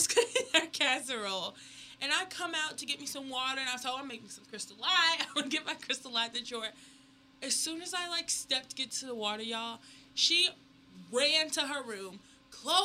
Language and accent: English; Atlanta, Georgia, United States; I'm also from Atlanta, Georgia